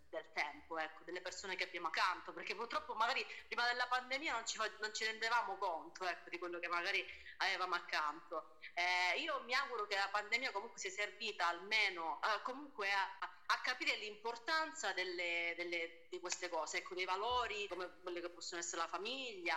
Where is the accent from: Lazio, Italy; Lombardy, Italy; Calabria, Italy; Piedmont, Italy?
Calabria, Italy; Lamezia Terme; also born or lived in Umbria; sono nata in Umbria, sì sì, però ho sempre vissuto qua, quindi diciamo che la Calabria è la mia terra